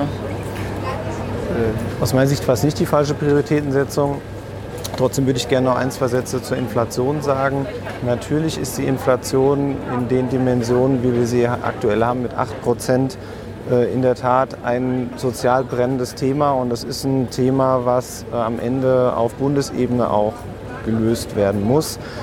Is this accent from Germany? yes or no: yes; Offenbach am Main, Hesse, Germany; Da ich gebürtiger Offenbacher bin